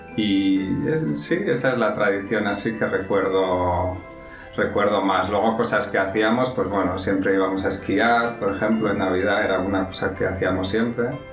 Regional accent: San Sebastián, Basque Country, Spain; moved away as an adult; also born or lived in London; now in Madrid, Spain; soy español, nací en San Sebastián, que está en el norte de España pero ya llevo muchos años fuera de San Sebastián

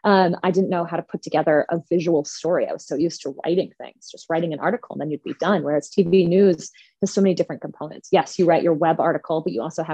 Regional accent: Highland, Wisconsin, United States; also born or lived in La Crosse, Wisconsin; now in Madison, United States; my hometown of Highland is about an hour from Madison

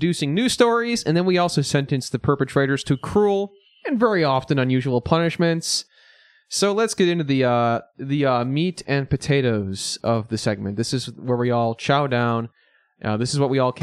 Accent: Batavia, Illinois, United States; I'm from Batavia

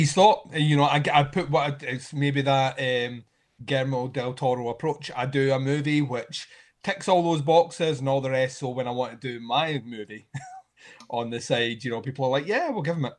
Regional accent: Scotland, United Kingdom; me being Scottish

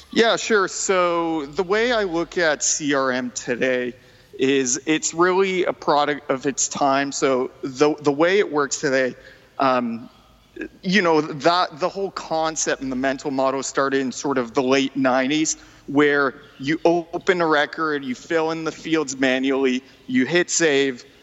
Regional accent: New Brunswick, Canada; first language French; English is a second language; moved away as an adult; now in Vancouver, Canada; So I'm originally from New Brunswick, uh, Eastern Canada. I basically lived there most of my life, and then uh, five years ago moved to Vancouver.

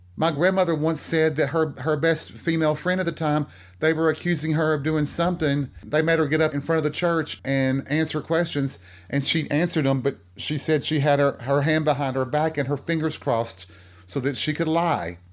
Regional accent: the South, United States; born or raised there

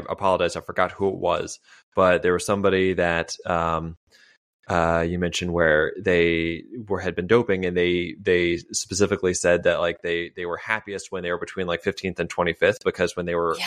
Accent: United States; as an American

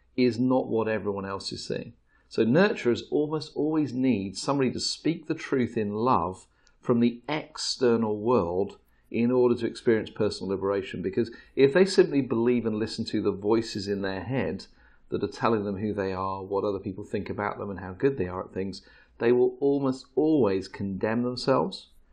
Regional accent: England, United Kingdom; we're English

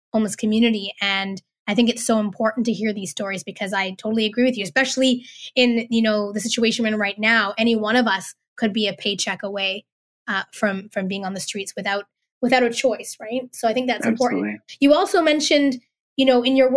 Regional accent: Vancouver, British Columbia, Canada; I grew up in Vancouver

